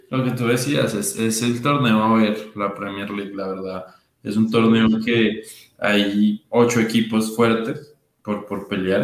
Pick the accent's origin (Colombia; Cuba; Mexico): Colombia; como el colombiano los organizamos